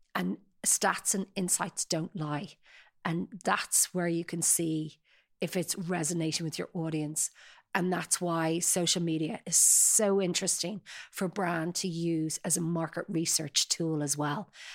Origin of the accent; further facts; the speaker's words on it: Sutton, Leinster, Ireland; I grew up in Sutton, uh, very idyllic life, beautiful coastal